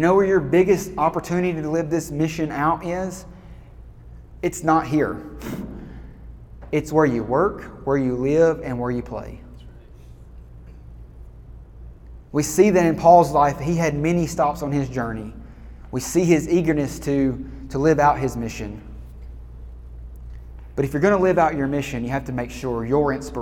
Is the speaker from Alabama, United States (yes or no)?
yes; Alabama, United States; I'm from Alabama